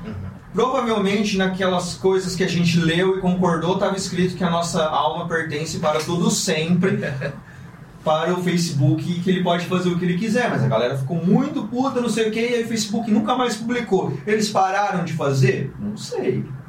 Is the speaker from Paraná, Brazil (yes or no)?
yes; Londrina, Paraná, Brazil; moved away; sou de Londrina, interior do Paraná, uma cidade bem pequena, super provinciana